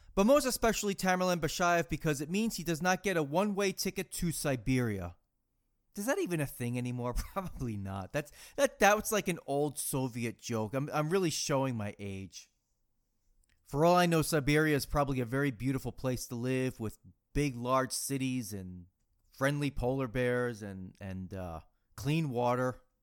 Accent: Massachusetts, United States; growing up in Massachusetts

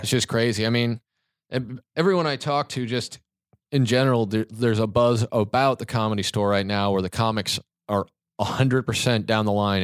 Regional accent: Kansas, United States; moved away; I'm from Kansas

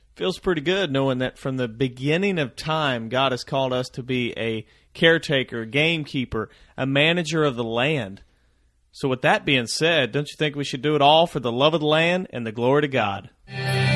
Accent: Missouri, United States; growing up in Missouri

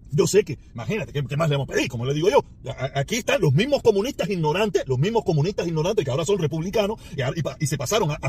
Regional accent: Cuba; now in Miami, United States; yo soy el cubano más inteligente de Miami.

